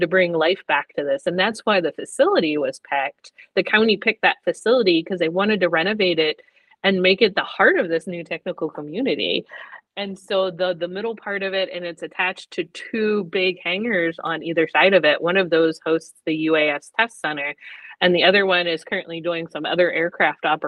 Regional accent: Pennsylvania, United States; now in Rome, United States; I'm originally from Pennsylvania. So the Pennsylvania Junior Academy of Science, I was going to these competitions

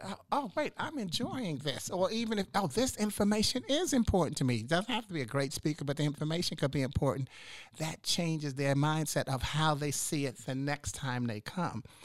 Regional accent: New York City, New York, United States; moved away as an adult; also born or lived in Washington, D.C. / Chicago; now in Charlotte, United States; I'm from New York City originally.

